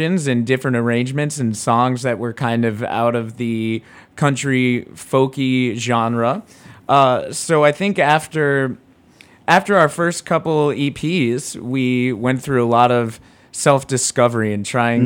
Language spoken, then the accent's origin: English; Rhode Island, United States; I'm a Jew from Rhode Island